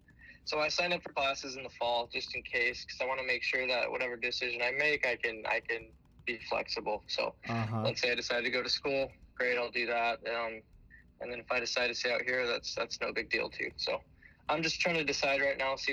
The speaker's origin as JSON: {"language": "English", "region": "New Jersey", "country": "United States", "tie": "born or raised there", "also_born_or_lived": "New York City, United States", "moved": "yes", "lives_now": "Florida, United States"}